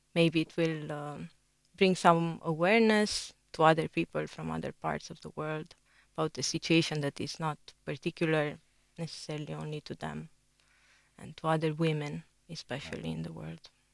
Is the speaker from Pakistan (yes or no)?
no; Romania; I'm from Romania